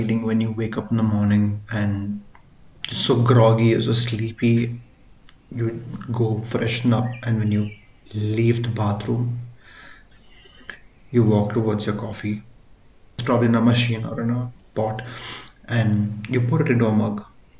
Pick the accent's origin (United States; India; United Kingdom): India; first language Tamil; English is a second language; He covers content primarily Tamil, and that being my mother tongue, and it really connected with me